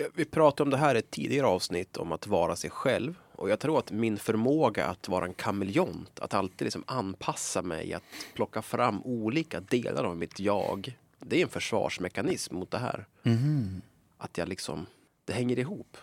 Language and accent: Swedish; Sundsvall, Västernorrland County, Sweden; accent: Sundsvallsmål; jag borde egentligen eh, vara stolt över min dialekt. Jag är från Sundsvall